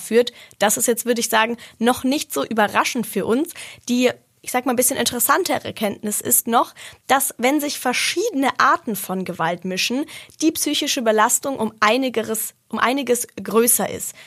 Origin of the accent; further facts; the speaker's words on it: Germany; bei uns in Deutschland